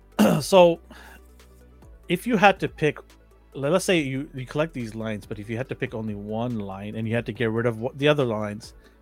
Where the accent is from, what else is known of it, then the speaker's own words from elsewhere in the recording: Vancouver, British Columbia, Canada; I'm from Vancouver, but I'm not a Canucks fan.